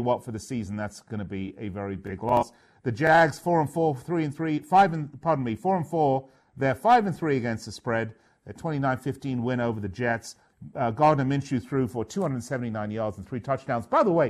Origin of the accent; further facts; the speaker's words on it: London, United Kingdom; moved away; from London, born and raised in London.